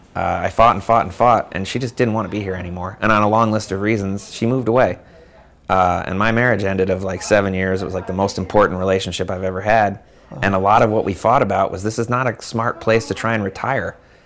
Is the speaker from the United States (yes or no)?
yes; San Francisco, California, United States; you know, when you meet somebody older and you're like, I'm from San Francisco.